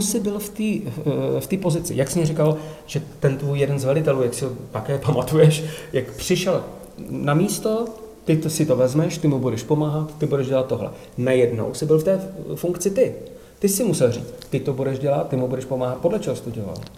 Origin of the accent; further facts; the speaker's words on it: Czechia; Já jsem Čech